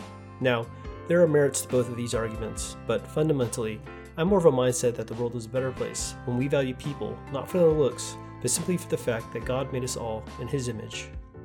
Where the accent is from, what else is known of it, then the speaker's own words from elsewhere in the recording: Southern California, United States; I grew up in Southern California, the birthplace of cosmetic surgery